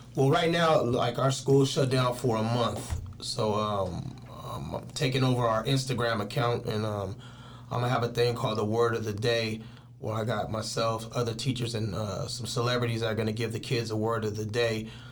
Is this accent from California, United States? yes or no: yes; Richmond, California, United States; also born or lived in East Palo Alto, California; I was born in East Palo Alto and raised in Richmond